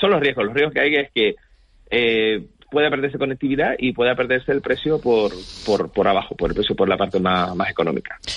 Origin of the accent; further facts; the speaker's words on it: Canary Islands, Spain; nosotros como canarios